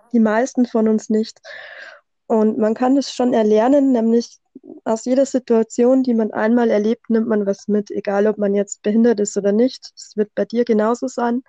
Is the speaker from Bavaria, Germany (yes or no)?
yes; Bavaria, Germany; accent: Bavarian dialect; komme aus Bayern, wie man wahrscheinlich ein bisschen an meinem Dialekt hört